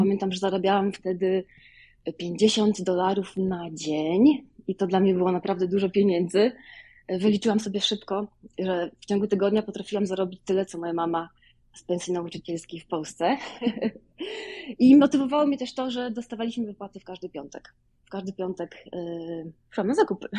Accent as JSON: {"language": "Polish", "town": "Wołomin", "region": "Masovian Voivodeship", "country": "Poland", "moved": "as an adult", "lives_now": "Chicago, United States", "said": "Ja pochodzę z Wołomina pod Warszawą."}